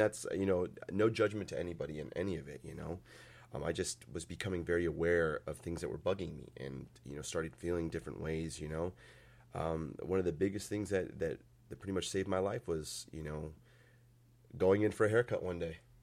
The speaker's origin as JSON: {"language": "English", "town": "Valparaiso", "region": "Indiana", "country": "United States", "tie": "born or raised there", "also_born_or_lived": "Chesterton, Indiana", "said": "when I was probably three years old, we moved out here to Valpo, or out to Valpo and stayed there"}